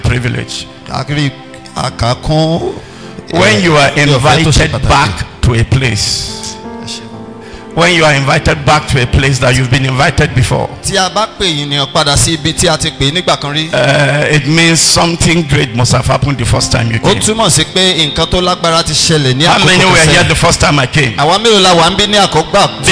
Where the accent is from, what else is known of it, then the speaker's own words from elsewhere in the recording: Kaduna, Kaduna State, Nigeria; I was born and brought up in Kakuri